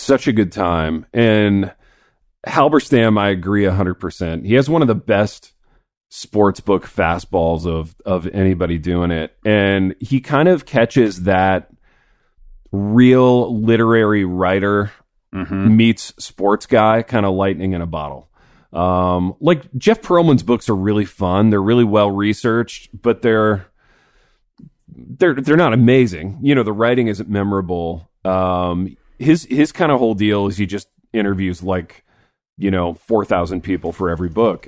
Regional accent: Indiana, United States; growing up in Indiana

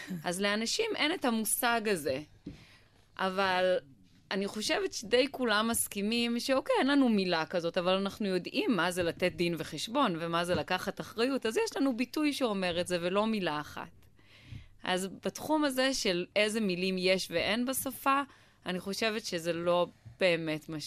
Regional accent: Israel; born there; אנחנו נולדנו בישראל ואנחנו דוברי עברית

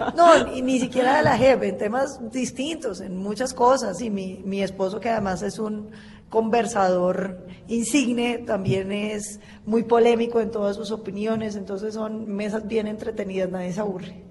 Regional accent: Colombia; nosotros como colombianos

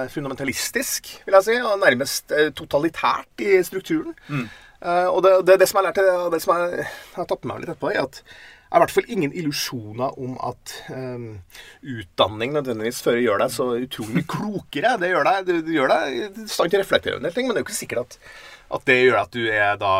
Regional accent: Steinkjer, Trøndelag, Norway; Da jeg kom fra Steinkjer, så vår litt sånn eh, sosialdemokratiske boble, så kom til Trondheim og opplevde det der miljøet han var

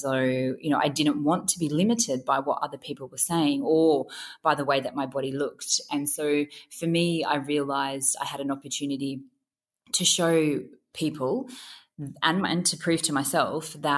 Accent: Grafton, New South Wales, Australia; born or raised there

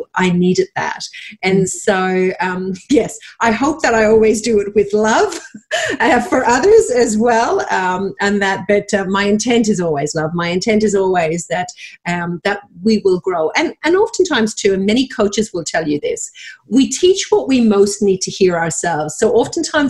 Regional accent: Dublin, Leinster, Ireland; moved away as an adult; now in Australia; I was born and raised in Dublin, Ireland, went to travel the world at 22 with my then boyfriend, now husband, and forgot to go home

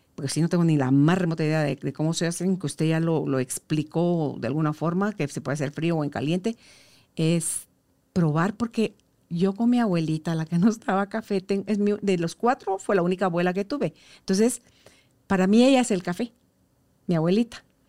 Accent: Guatemala; como guatemaltecos

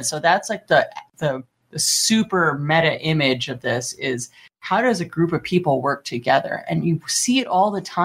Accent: Los Angeles, California, United States; I'm from Los Angeles

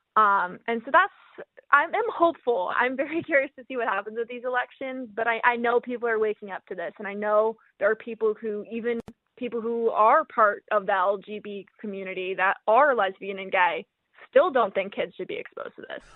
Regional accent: Northeast, United States; I'm from the Northeast.

